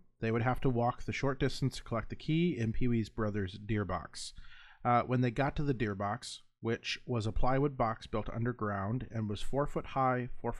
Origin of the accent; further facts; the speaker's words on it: Midwest, United States; And, I mean, we're from the Midwest, so anything with ranch on it will devour.